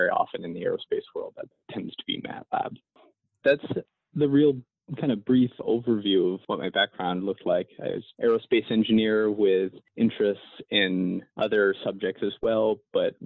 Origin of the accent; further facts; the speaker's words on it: Maine, United States; growing up in Maine